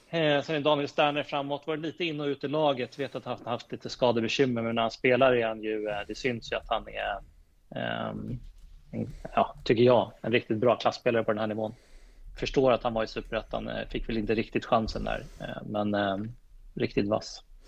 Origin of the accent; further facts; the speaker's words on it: Täby, Stockholm County, Sweden; Jag är ju född och uppvuxen i Täby